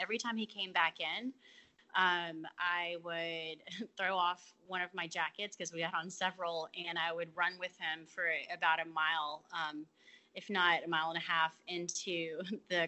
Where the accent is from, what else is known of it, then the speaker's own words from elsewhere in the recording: Atlanta, Georgia, United States; now in Marion, United States; I'm originally from Atlanta, but I live in Marion, Alabama